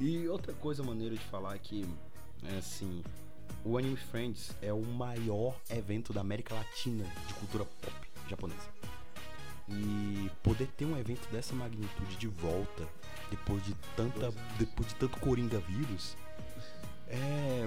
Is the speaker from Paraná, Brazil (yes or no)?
no; São Paulo, Brazil; moved away; Espero voltar muito mais vezes em São Paulo. E assim, é minha terra